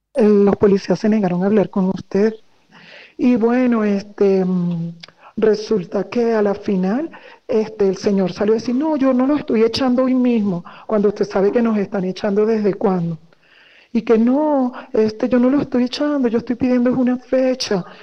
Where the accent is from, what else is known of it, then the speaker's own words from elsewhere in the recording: Venezuela; now in Colombia; nosotros somos venezolanas